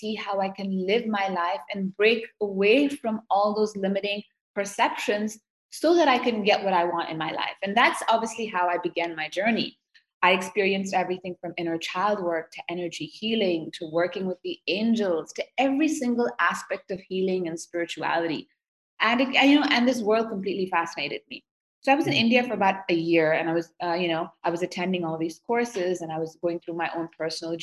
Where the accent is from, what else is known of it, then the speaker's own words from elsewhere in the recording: Seoul, South Korea; I grew up in Seoul, South Korea.